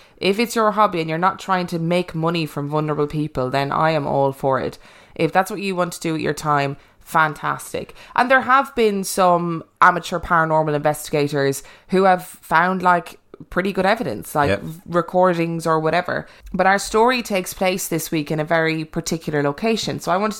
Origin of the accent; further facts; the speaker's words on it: Canton, Massachusetts, United States; now in Ireland; I was born and raised in Canton, Massachusetts, to a middle-class family.